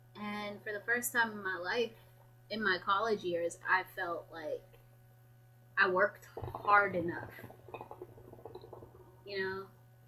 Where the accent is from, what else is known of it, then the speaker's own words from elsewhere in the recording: Washington, United States; accent: Washingtonian; So, basically, I was raised in Washington State. I'm Somali, though. I have a Somali heritage.